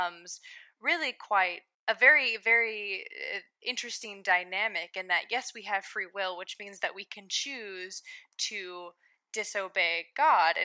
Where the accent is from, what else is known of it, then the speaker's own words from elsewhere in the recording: United States; an American who was raised with a Christian theological background